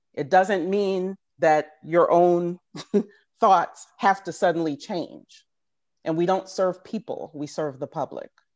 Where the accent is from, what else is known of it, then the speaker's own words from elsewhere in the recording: Richmond, Virginia, United States; moved away as an adult; also born or lived in Philadelphia; now in Washington, D.C., United States; I was from Richmond at the time, went back home to Richmond